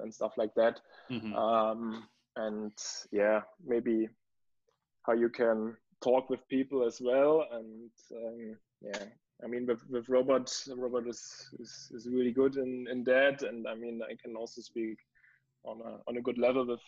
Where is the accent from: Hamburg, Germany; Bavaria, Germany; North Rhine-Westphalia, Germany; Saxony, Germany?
Saxony, Germany; Dresden; English is a second language; I was born in Dresden, and after my school, I started for education to get a police or to be a police officer in Saxony